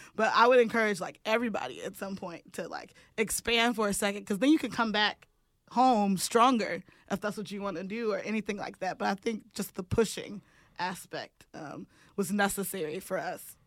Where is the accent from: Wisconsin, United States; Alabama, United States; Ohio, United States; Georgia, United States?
Wisconsin, United States; Milwaukee; moved away; We are from Milwaukee. Milwaukee made us.